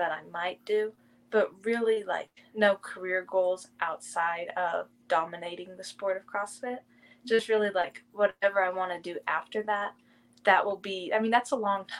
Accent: Marshfield, Missouri, United States; moved away as an adult; now in Naples, United States; Marshfield, Missouri, a really small town. I lived there my whole life.

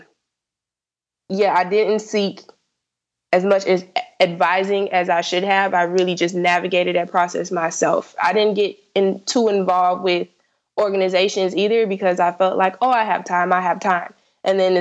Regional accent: South Florida, United States; I'm from South Florida, so I applied to only schools in Florida.

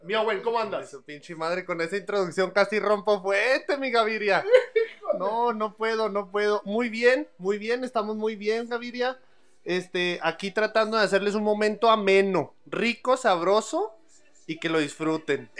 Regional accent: Ciudad Juárez, Chihuahua, Mexico; moved away as an adult; now in El Paso, United States; yo nací en Ciudad Juárez, Chihuahua, me vine, ya tengo 10 años aquí en El Paso

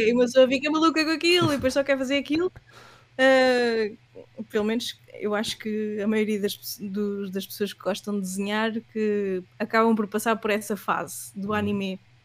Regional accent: Leiria, Centro, Portugal; moved away as an adult; also born or lived in Southampton; now in Lisbon, Portugal; eu sou de Leiria

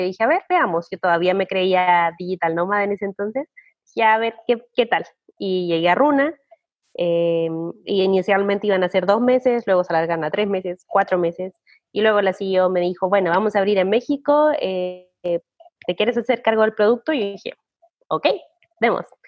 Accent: Chile; moved away as an adult; also born or lived in Australia; soy una chilena que viajó a Australia

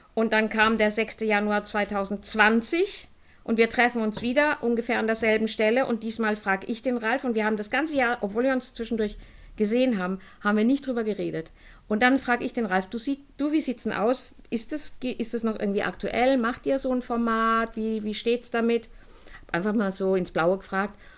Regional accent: Heidelberg, Baden-Württemberg, Germany; ich bin auf dem Boxberg groß geworden. Wenn jemand Heidelberg kennt, das ist dieses Stadtviertel oben im Wald

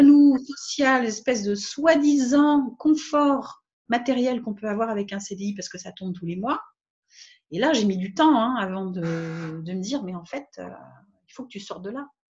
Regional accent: France; moved away as an adult; also born or lived in Réunion / Guadeloupe / Nouméa, New Caledonia; je suis partie de France quand j'avais 20 ans à peu près

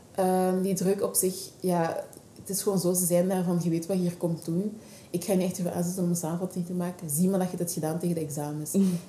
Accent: Scherpenheuvel, Flanders, Belgium; accent: Flemish Dutch; ik ben geboren en getogen eigenlijk in België. Daarom ook dat ik gewoon Vlaams-Nederlands spreek.

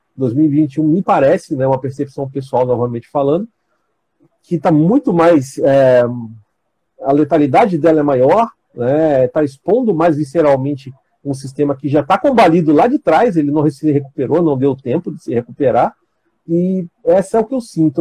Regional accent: São Paulo, Brazil; moved away as an adult; now in Campos dos Goytacazes, Brazil; eu também sou paulista, tá? Eu sou da capital aí, do bairro do Ipiranga, mas eu moro aqui, já estou morando aqui já tem mais ou menos doze anos

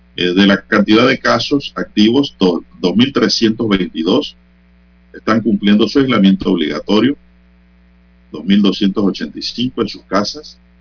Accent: San Miguelito, Panama; Yo soy un hijo de San Miguelito

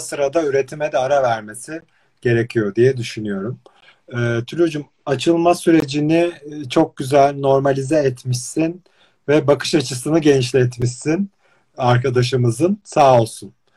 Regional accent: İzmir, Turkey; ben mesela İzmir'de doğup büyüdüm

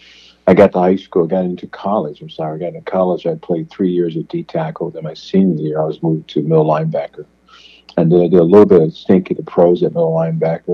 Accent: Williamston, North Carolina, United States; moved away as an adult; now in Ohio, United States; Originally born in a place called Williamson, North Carolina, down on the East Coast. That's where I was born and spent my livelihood before I moved.

